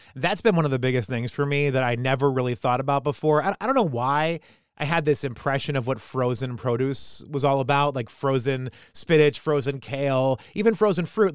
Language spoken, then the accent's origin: English; New Hampshire, United States; I'm a kid from New Hampshire